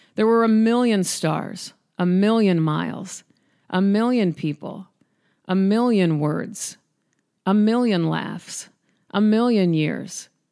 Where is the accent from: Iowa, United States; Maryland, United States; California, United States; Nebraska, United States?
Nebraska, United States; Omaha; now in Los Angeles, United States; being from Nebraska. I'm from Omaha